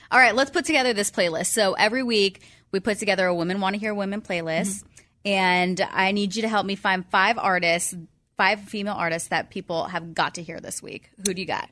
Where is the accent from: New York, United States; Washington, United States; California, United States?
California, United States; San Diego; I grew up in San Diego